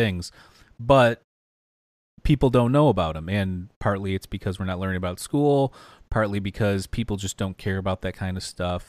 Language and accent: English; Detroit, Michigan, United States; also born or lived in outside Chicago; now in Chicago area, United States; we're both from the Detroit area